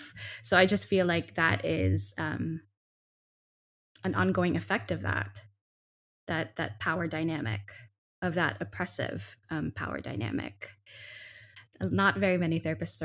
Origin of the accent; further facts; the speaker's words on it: Philippines; I'm a Filipina. I come from these particularities